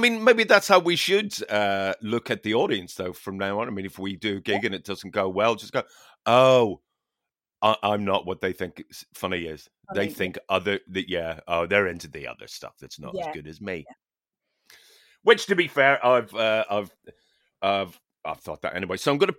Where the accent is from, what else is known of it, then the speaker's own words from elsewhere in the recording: Newtownards, Northern Ireland, United Kingdom; And it was a gig in Bangor, County Down, which is, it's the rival town to my hometown, Newton Orange.